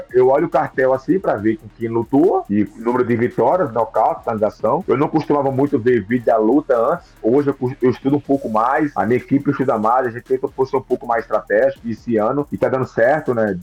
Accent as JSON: {"language": "Portuguese", "region": "Northeast Region", "country": "Brazil", "tie": "born or raised there", "said": "minha terra tem uma festa chamada Chamegão, que é o São João, né? Que é muito forte no Nordeste."}